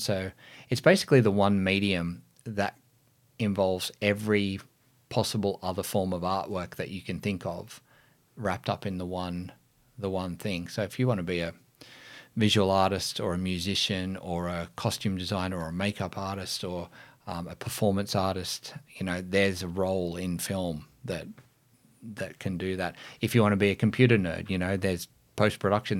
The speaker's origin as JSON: {"language": "English", "town": "Lithgow", "region": "New South Wales", "country": "Australia", "tie": "born or raised there", "said": "I grew up in the Blue Mountains. You know, there's wasn't a lot going on in Lithgow at that time."}